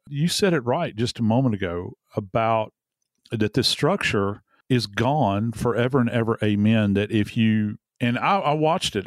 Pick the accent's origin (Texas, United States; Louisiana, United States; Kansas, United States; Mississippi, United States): Louisiana, United States; New Orleans; I'm from New Orleans